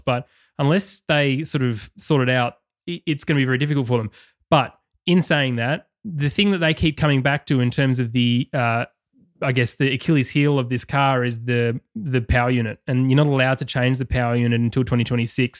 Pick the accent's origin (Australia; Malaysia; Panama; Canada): Australia; accent: Australian